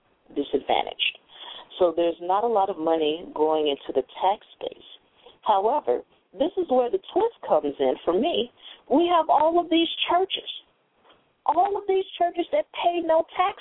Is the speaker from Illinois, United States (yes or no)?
yes; Chicago, Illinois, United States; moved away; I was raised here in Chicago until a certain age